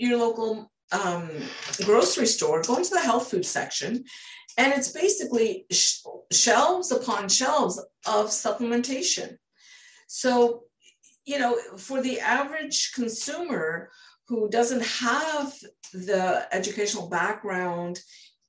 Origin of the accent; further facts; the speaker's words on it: British Columbia, Canada; I'm from British Columbia, Canada.